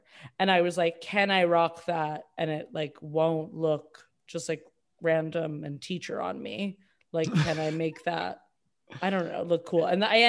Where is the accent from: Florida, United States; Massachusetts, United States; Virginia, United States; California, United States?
Massachusetts, United States; Boston; I'm from Boston